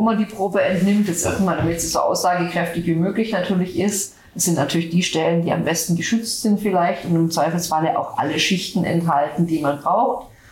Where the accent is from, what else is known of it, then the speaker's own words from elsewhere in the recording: Swabia, Germany; bei uns in Schwaben